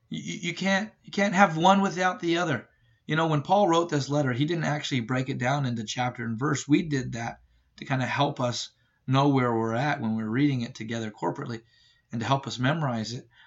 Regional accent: Ireland; well, look, I'm Irish, so I just get angry all the time.

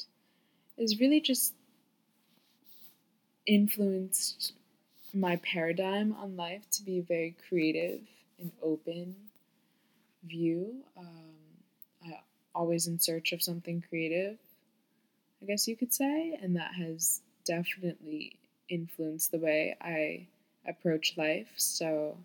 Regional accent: Florida, United States; moved away as an adult; also born or lived in New York; now in New York City, United States; I was born in New York, but I grew up in Florida

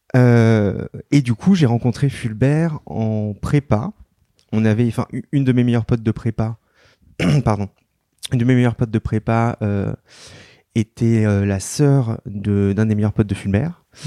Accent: Paris, Île-de-France, France; je suis né à Paris, j'ai vécu à Paris, mais ma mère est très parisienne et je suis d'origine bretonne.

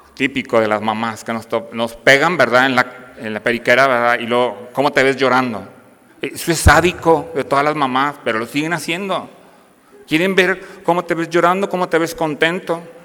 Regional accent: Piedras Negras, Coahuila, Mexico; now in Saltillo, Mexico; soy originario de Piedras Negras, Coahuila

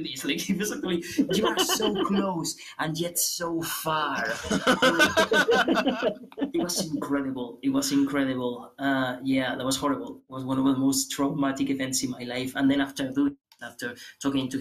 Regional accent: Aragon, Spain; English is a second language; I come from Aragon. Aragon is the community where I come from.

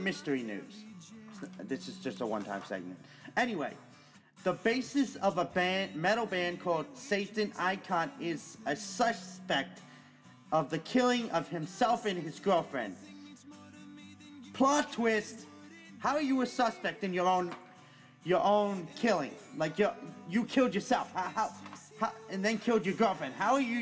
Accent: Huntington, New York, United States; Huntington, New York, my hometown

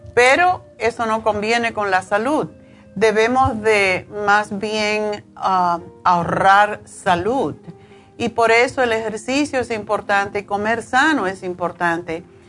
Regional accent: Cuba; yo soy cubana

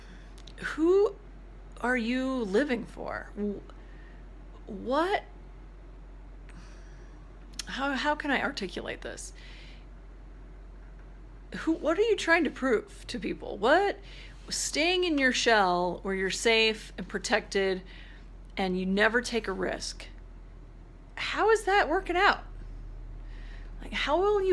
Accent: Spearfish, South Dakota, United States; that's in Spearfish, my hometown

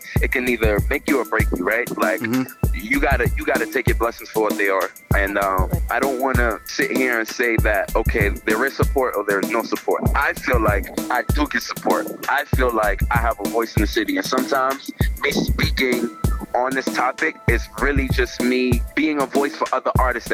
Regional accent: Boston, Massachusetts, United States; also born or lived in Mattapan, Boston; I grew up in Dorchester, and then I moved to Mattapan at like 14, 15, but I didn't hang in Mattapan. I just lived there. My upbringing was in Dorchester

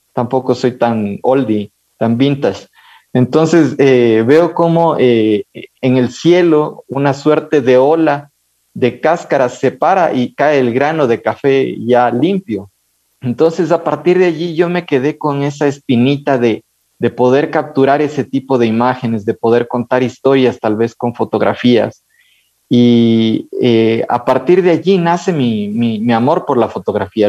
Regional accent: Ibarra, Imbabura, Ecuador; moved away as an adult; now in Quito, Ecuador; Yo crecí con mis abuelos en Ibarra

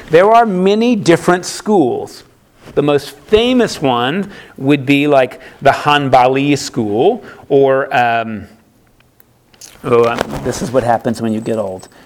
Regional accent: United States; I'm an American

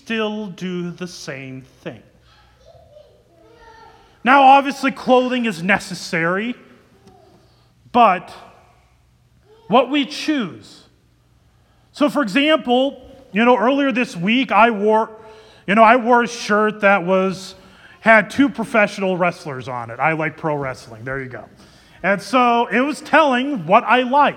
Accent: Ankeny, Iowa, United States; I grew up in Ankeny, Iowa. I lived there from second grade till I graduated from high school.

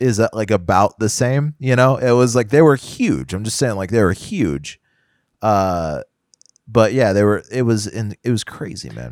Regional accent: Houston, Texas, United States; growing up in Houston was definitely like, get on the highway

